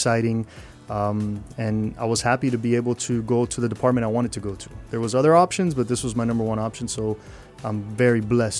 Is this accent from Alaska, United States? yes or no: no; Miami, Florida, United States; I was born in Mercy Hospital, and I lived in the city for most of my childhood. I lived in Shenandoah, 16th Terrace and 19th Avenue.